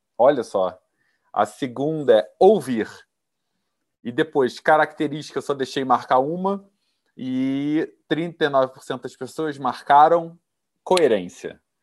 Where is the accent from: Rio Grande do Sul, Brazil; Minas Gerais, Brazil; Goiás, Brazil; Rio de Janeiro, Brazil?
Goiás, Brazil; Rio Verde; now in Sorriso, Brazil; originalmente eu sou goiana, lá de Rio Verde